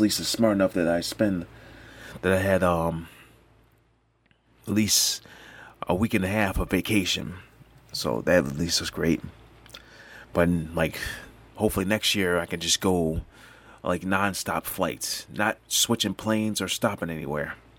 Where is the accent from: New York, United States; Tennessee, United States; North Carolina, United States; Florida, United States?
New York, United States; I'm from New York